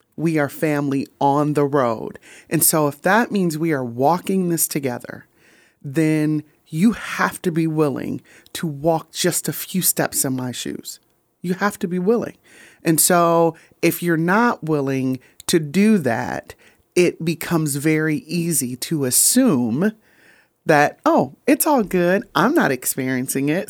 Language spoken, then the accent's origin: English; Grand Rapids, Michigan, United States; moved away as an adult; also born or lived in Memphis, Tennessee; I'm from Grand Rapids, Michigan